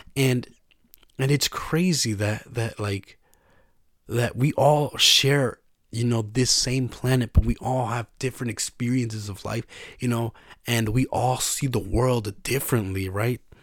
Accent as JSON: {"language": "English", "region": "New York", "country": "United States", "said": "I was from New York"}